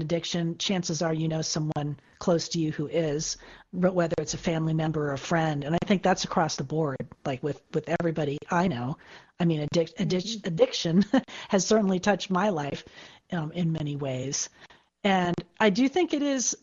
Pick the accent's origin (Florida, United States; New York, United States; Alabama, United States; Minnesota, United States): Florida, United States; now in California, United States; my home state of Florida